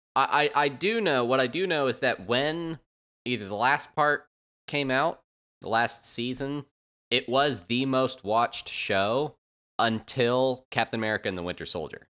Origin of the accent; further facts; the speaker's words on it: United States; as an American